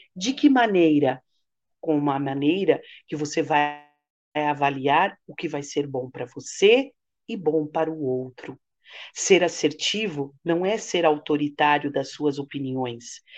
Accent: Santos, São Paulo, Brazil; na rádio aqui em Santos, que eu sou de Santos

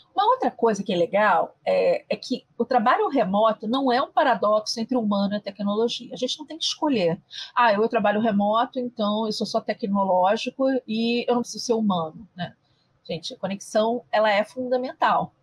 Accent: Rio de Janeiro, Brazil; eu sou carioca

